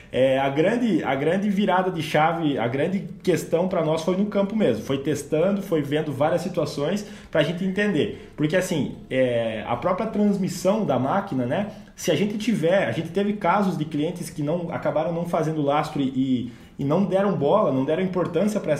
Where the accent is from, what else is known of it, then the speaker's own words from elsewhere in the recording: Rio Grande do Sul, Brazil; moved away as an adult; Logo que eu vim do Rio Grande do Sul para cá, em 2018